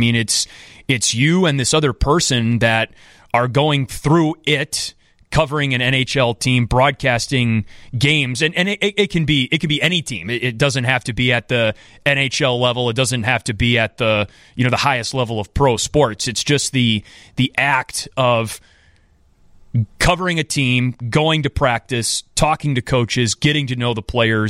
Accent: Wisconsin, United States; In Beloit, Wisconsin, yes, my home state. You know, I love all things Wisconsin

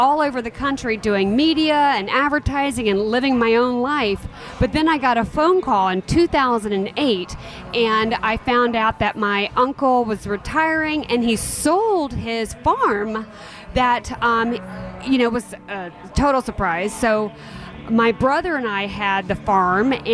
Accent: Atlanta, Georgia, United States; also born or lived in Arkansas Delta / Los Angeles; I'm from Atlanta

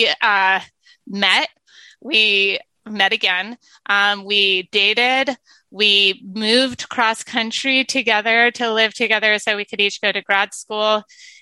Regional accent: San Diego, California, United States; moved away; San Diego, which is my hometown

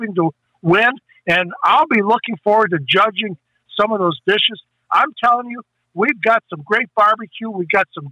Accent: Chicago, Illinois, United States; moved away; also born or lived in Hayward, Wisconsin; Born and raised in Chicago, I grew up eating the best, you know, storefront barbecue in Chicago

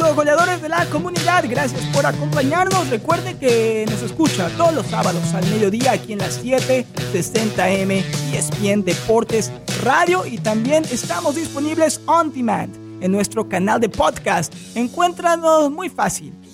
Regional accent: Mexico; now in Palm Beach County, United States; yo soy mexicano

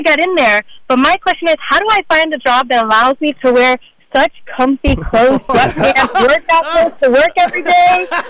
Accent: Miami, Florida, United States; I am from Miami

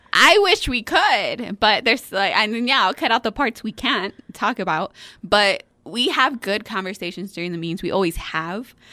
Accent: Fabens, Texas, United States; I'm from Fabens

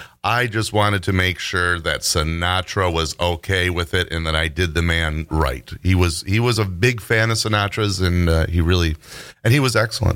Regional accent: New Jersey, United States; I'm from Jersey. You from Jersey? I'm from Jersey.

